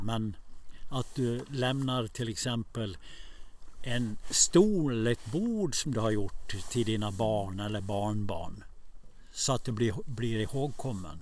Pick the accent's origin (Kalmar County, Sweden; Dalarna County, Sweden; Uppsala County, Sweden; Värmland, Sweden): Dalarna County, Sweden; Borlänge; also born or lived in Stockholm / Borås / Tierp; När jag växte upp i Borlänge